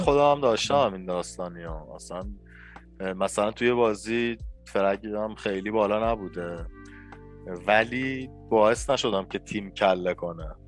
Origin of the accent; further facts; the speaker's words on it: northern Iran, Iran; now in Tehran, Iran; کلا چون من شمالی هستم خانواده شمالی بچگی هی میرفتم توی اون محیط قشنگ